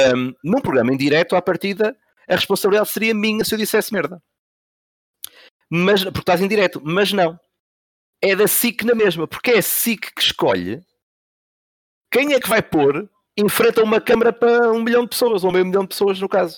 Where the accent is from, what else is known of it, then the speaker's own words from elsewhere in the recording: Santa Maria da Feira, Norte, Portugal; porque eu sou de Santa Maria da Feira, Espinho é mesmo ao lado